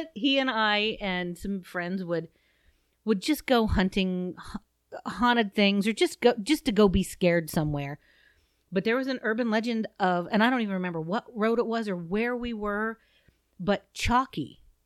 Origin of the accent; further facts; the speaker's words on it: Southeast Ohio, United States; I'm from Southeast Ohio, and not all that far from Egypt Valley, which is very near Saint Clairsville